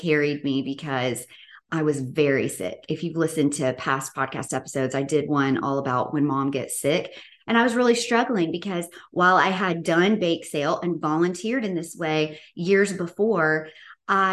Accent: Bartlett, Tennessee, United States; I grew up in Memphis, Tennessee, in Bartlett

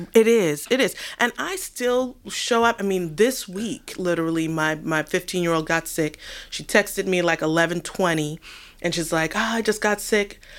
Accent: New York, United States; now in Washington, D.C., United States; growing up in New York

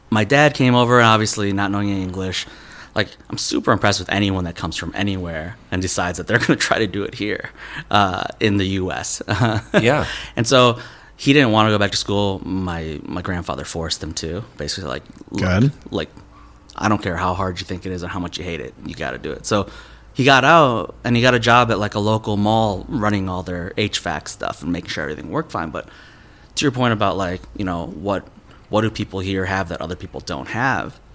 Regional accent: Minnesota, United States; also born or lived in Madison, Wisconsin / New York; I grew up in Minnesota, went to school in Wisconsin, lived in New York when I was younger

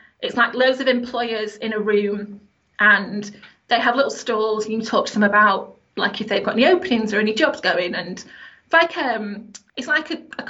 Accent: Sheffield, Yorkshire and the Humber, United Kingdom; I'm from Sheffield, like a working class family.

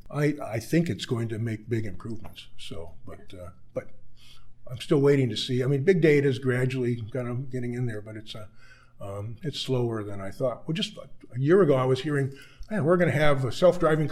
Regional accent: California, United States; also born or lived in Ithaca, New York; now in Saskatchewan, Canada; I grew up in California

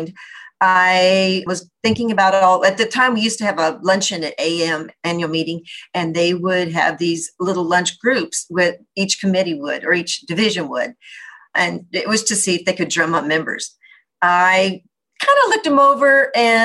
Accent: El Paso, Texas, United States; moved away as an adult; also born or lived in Galveston, Texas / Los Angeles, California; now in Orange County, United States; I grew up in El Paso, so you can imagine growing up in a desert

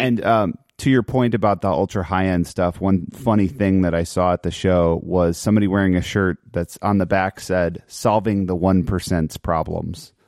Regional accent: Chicago, Illinois, United States; I grew up in Chicago in the nineties

